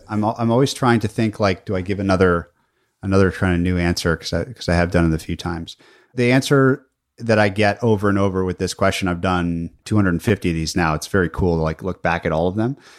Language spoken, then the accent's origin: English; Minnesota, United States; I was born in Minnesota.